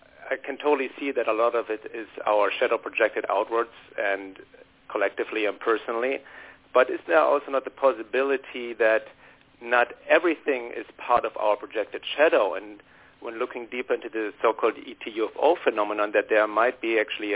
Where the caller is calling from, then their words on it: Los Angeles, California, United States; Hi. This is … calling from Los Angeles.